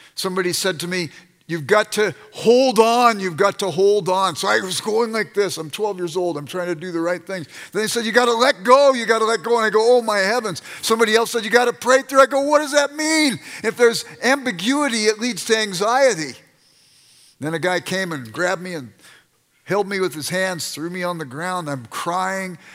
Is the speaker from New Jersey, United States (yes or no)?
no; Los Angeles, California, United States; I grew up in South Central Los Angeles